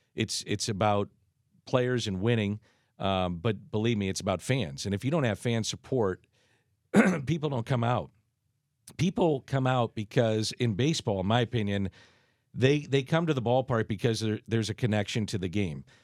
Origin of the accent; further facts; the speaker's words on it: St. Louis, Missouri, United States; I'm from South Saint Louis, so I'm a Hoosier